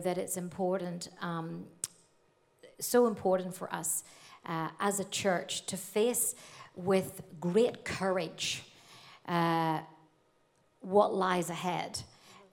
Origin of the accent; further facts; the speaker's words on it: Northern Ireland, United Kingdom; accent: North Antrim Coast; moved away as an adult; now in Australia; growing up in Ireland, the trouble started in 1967, the year I was born